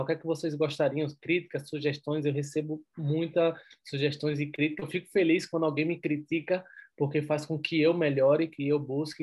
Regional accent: Recife, Pernambuco, Brazil; accent: pernambucano, nordeste; moved away as an adult; now in Madrid, Spain; Eu sou de Recife, da praia

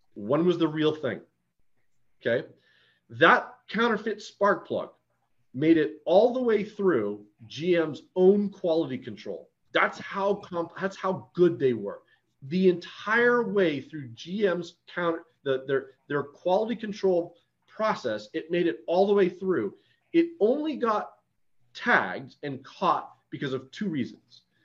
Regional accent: Detroit, Michigan, United States; moved away; I'm originally from Detroit

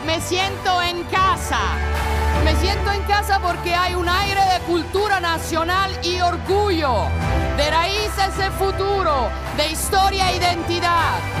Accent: Italy; soy italiana

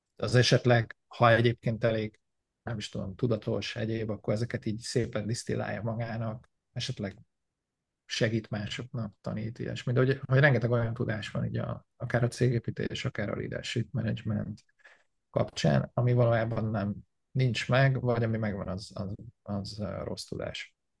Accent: Hungary; born or raised there; moved away as an adult; also born or lived in Canada; now in United States

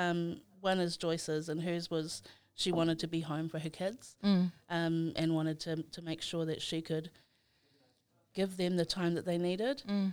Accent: Samoa; also born or lived in Christchurch, New Zealand / Dunedin, New Zealand; now in Auckland, New Zealand; I was born in Christchurch, raised in Samoa

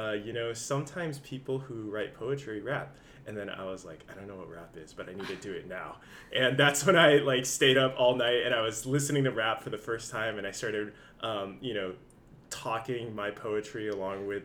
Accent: San Jose, California, United States; I'm originally from San Jose, been in the Bay Area for a long time

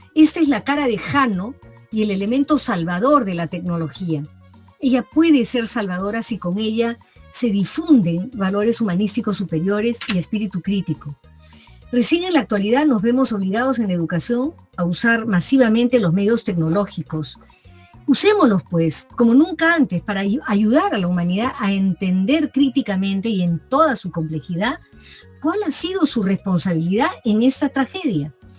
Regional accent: Peru; como peruanos

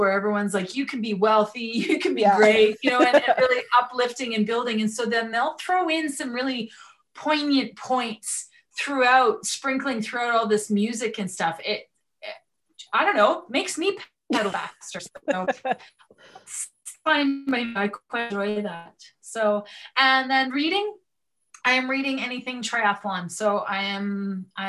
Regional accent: Edmonton, Alberta, Canada; I grew up in the Edmonton area.

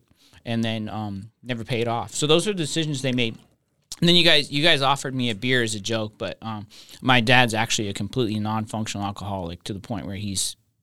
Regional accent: Reno, Nevada, United States; moved away; I grew up in Reno, Nevada, the beautiful city of Reno, Nevada.

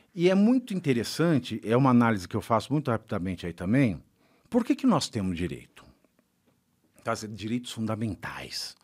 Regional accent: Brazil; sendo brasileiro

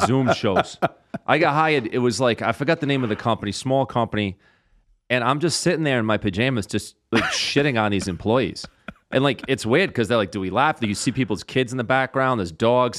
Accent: Rhode Island, United States; I'm from Rhode Island and how I talk

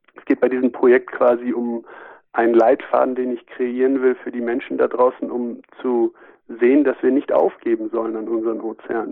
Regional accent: Germany; wir als Deutsche

